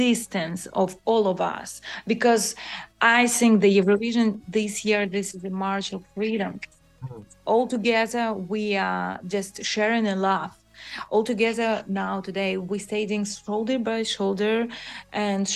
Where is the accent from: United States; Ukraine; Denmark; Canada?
Ukraine; this is Ukrainian couture, and I'm so proud about